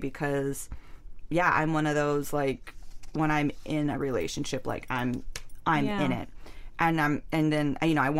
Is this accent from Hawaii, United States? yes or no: yes; Hawaii, United States; it's Hawaii, it's my hometown